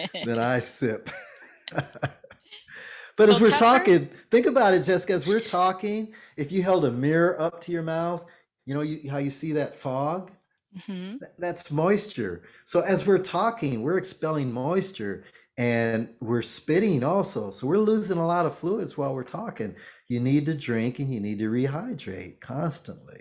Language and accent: English; Jamaica; I'm Jamaican